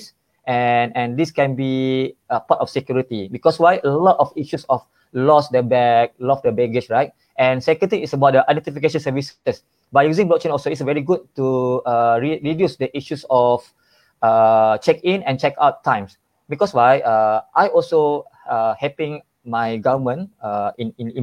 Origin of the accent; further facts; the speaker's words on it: Malaysia; I'm from Malaysia.